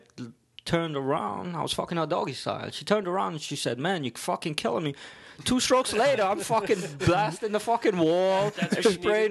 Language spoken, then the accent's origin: English; New York City, New York, United States; accent: Brooklyn; I got a Brooklyn accent